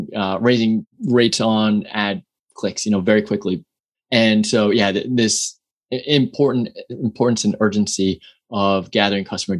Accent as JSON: {"language": "English", "town": "New York City", "region": "New York", "country": "United States", "tie": "born or raised there", "also_born_or_lived": "San Francisco, California", "moved": "yes", "lives_now": "Austin, United States", "said": "born and raised in New York City"}